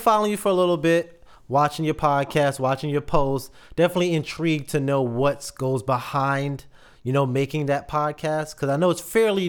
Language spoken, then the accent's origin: English; North Carolina, United States; also born or lived in New York; So I'm originally from New York. I moved when I was pretty much around your age as well to North Carolina.